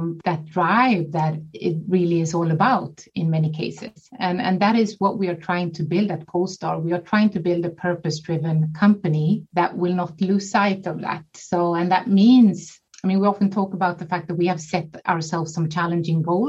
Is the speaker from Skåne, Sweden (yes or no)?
no; small island outside Gothenburg, Västra Götaland, Sweden; I am born and raised in Sweden on a small island outside of Gothenburg, the second largest city in Sweden